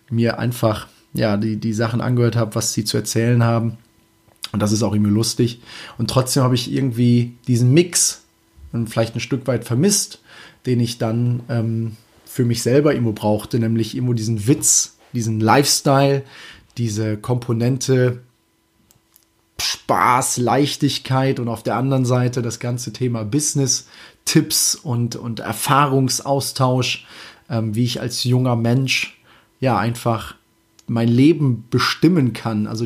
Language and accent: German; Münsterland/Emsland, Germany; Münsterland, Emsland, ja, irgendwo aus der Richtung auf jeden Fall kommt. Und das Schöne dabei ist, das ist meine Heimat.